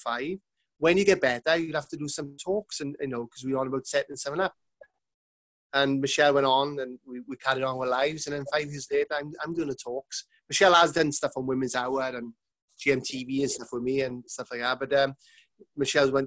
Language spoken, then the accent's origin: English; Manchester, North West England, United Kingdom; I'm coming from Manchester